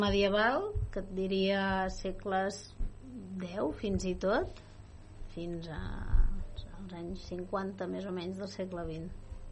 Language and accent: Catalan; Vallès, Catalonia, Spain; Jo també sóc del Vallès com, com vosaltres